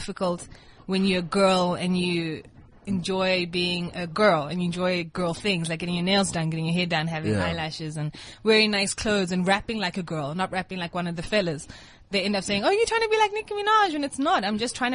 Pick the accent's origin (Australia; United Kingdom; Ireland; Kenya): Kenya; now in South Africa; I grew up in Kenya, went to high school in Kenya